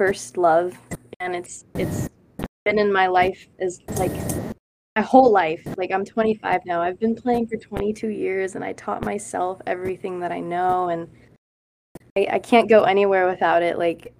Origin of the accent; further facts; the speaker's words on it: Chicago, Illinois, United States; now in California, United States; because I'm coming from the Midwest and. And then Chicago, the city, it's like, I have like a idea of how to hustle.